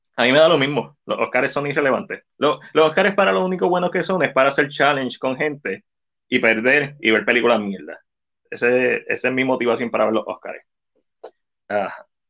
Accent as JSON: {"language": "Spanish", "country": "Puerto Rico", "said": "nosotros, que somos latinos, que somos boriguas aquí"}